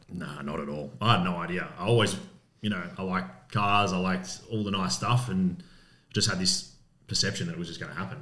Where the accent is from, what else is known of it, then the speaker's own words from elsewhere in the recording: Coburg, Victoria, Australia; I grew up in Coburg in West Coburg many moons ago